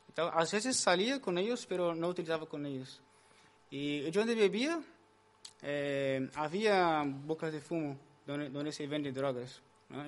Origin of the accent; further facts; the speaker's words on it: Brazil; moved away as an adult; now in Spain; sou de Brasil, né, como o Caim. Aqui em Espanha, llevo um ano e cinco meses, mais ou menos